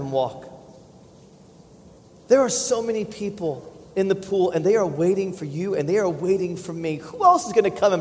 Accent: United States; as an American

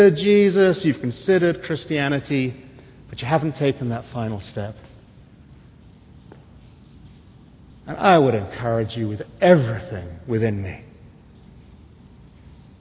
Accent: England, United Kingdom; now in United States; I'm English

